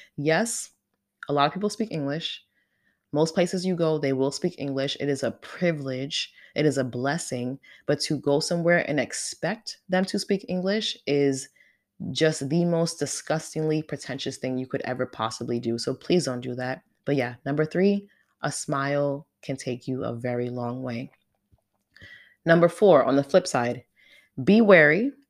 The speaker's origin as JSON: {"language": "English", "country": "United States", "moved": "as an adult", "lives_now": "Portugal", "said": "someone from the States, as an American"}